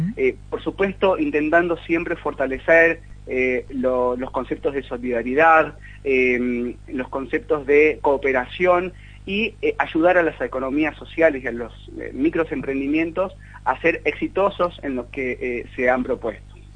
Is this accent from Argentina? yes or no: yes; Argentina; estamos esperando como argentinos